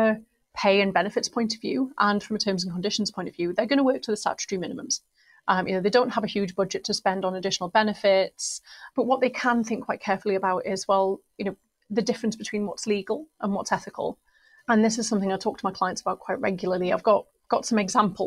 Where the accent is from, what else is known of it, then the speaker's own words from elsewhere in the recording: Newcastle upon Tyne, North East England, United Kingdom; I love my hometown. I'm really proud of where I'm from.